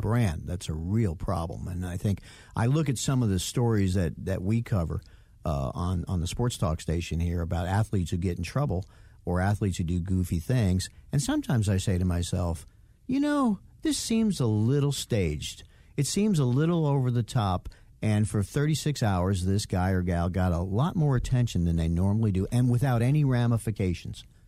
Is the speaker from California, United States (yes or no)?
no; New York, United States; we Italians growing up in New York